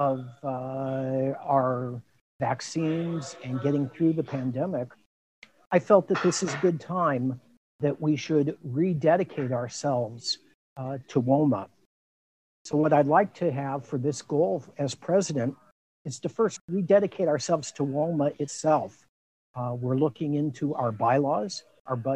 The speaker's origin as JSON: {"language": "English", "town": "Long Beach", "region": "California", "country": "United States", "tie": "born or raised there", "also_born_or_lived": "Chicago / Milwaukee / Baltimore", "moved": "as an adult", "lives_now": "Tucson, United States", "said": "I was born in Chicago, grew up in Long Beach, California"}